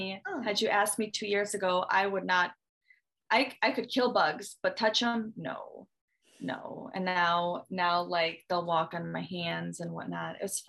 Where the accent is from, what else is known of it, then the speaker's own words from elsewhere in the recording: Michigan, United States; also born or lived in Russia; So I'm from Michigan. Not originally born here, moved here from Russia when I was younger. So not an American, I am an American citizen, not an American, but consider myself American enough.